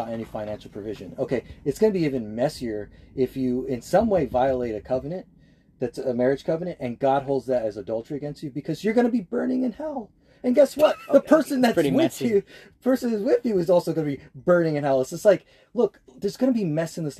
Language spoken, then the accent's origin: English; United States; I'm just an American Christian.